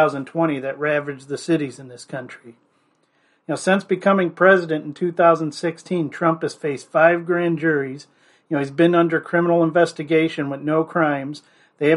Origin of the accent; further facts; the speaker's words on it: Fairport Harbor, Ohio, United States; my alma mater, Fairport Harbor Harding High School